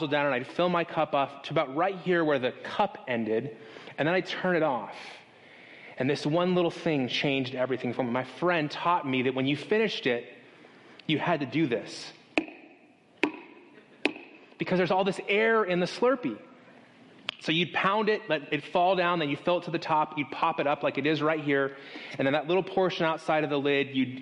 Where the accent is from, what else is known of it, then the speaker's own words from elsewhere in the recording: Las Vegas, Nevada, United States; I grew up in Las Vegas, Nevada